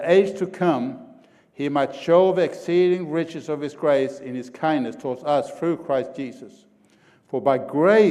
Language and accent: English; Sweden; now in Oklahoma, United States; I'm an Okie from Sweden.